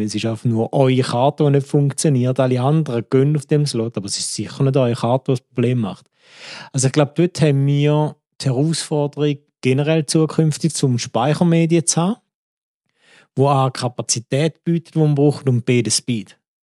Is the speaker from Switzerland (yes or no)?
yes; Switzerland; als richtiger Schweizer Staatsbürger